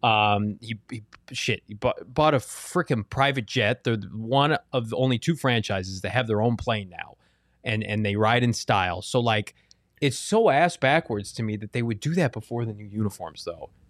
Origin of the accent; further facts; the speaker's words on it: Chicago, Illinois, United States; moved away; I grew up in Chicago